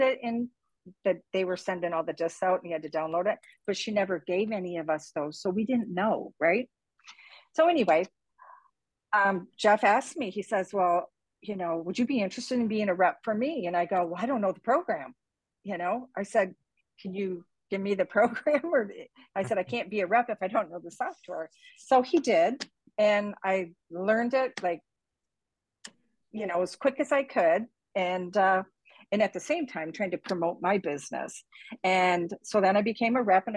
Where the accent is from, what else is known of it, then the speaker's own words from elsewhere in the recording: Canada; now in Cape Coral, United States; I'm from Canada.